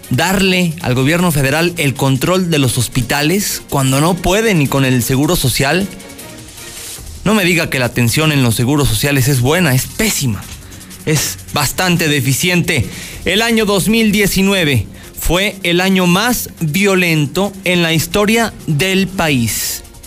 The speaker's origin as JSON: {"language": "Spanish", "country": "Mexico", "said": "somos mexicanos"}